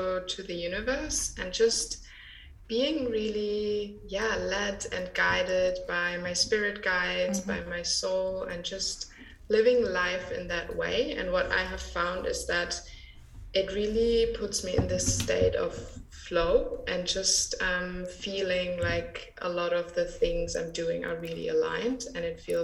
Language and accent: English; Germany; I grew up in Germany